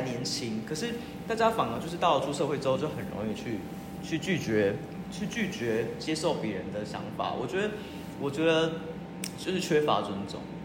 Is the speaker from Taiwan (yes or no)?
yes; Taiwan; 我作为台湾人